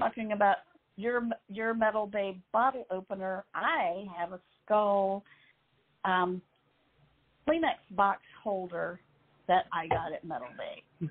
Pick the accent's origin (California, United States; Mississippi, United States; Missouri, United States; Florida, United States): Mississippi, United States; growing up in Mississippi, very few bands came to Mississippi